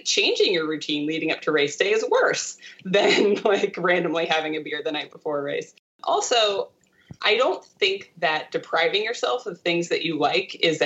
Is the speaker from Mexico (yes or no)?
no; Delaware, United States; where I grew up in Delaware